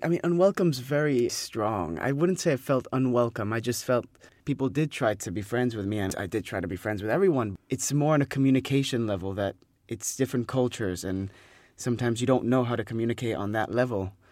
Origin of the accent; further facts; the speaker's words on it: Spain; moved away as an adult; also born or lived in France; now in London, United Kingdom; I'm French, but grew up in Spain and now living here in London